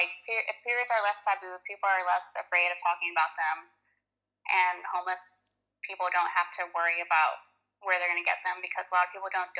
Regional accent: Corpus Christi, Texas, United States; And Corpus is very conservative too. Like, we're from Texas

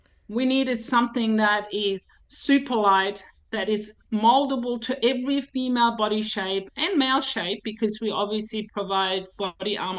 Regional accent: Germany; now in Kingaroy, Australia; my hometown in Germany

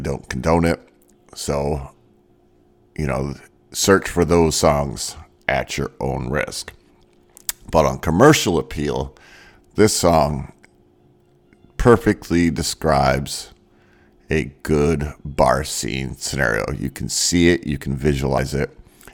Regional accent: Maine, United States; I grew up in Maine, so we're not exactly rednecks.

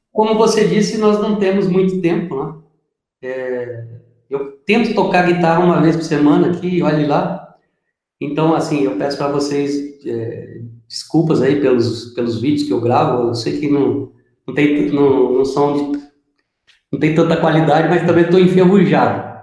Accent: Paraná, Brazil; Eu sou do Paraná, mas o pessoal fala que eu sou mineiro

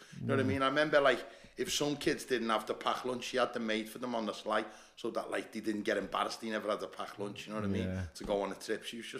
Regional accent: Liverpool, North West England, United Kingdom; I'm from Scotland Road, mate. And that's where I'm from. I don't live there anymore. I've moved on, but that's where I'm from Scotland Road. I lived there about 40 years, mate.

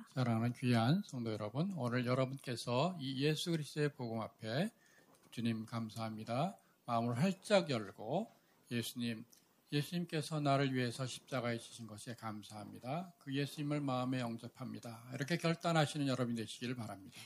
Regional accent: South Korea; 저의 아내와 우리 정부지사 선생님은 우리 같은 교회, 우리 한국에 있는 같은 교회에서 어릴 때부터 자랐습니다

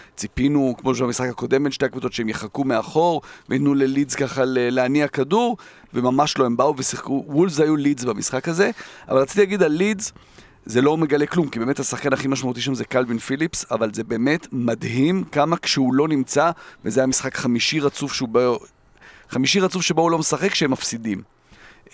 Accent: Jerusalem, Jerusalem District, Israel; כילד שגדל בירושלים

